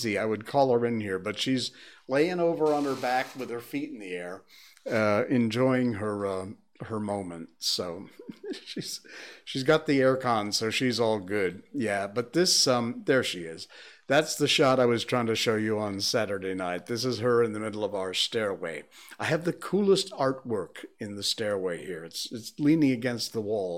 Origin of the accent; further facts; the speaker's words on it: Connecticut, United States; moved away as an adult; now in Malaysia; my home state of Connecticut